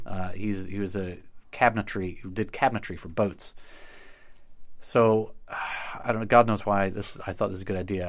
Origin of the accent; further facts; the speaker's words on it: Knoxville, Tennessee, United States; I grew up in Knoxville, Tennessee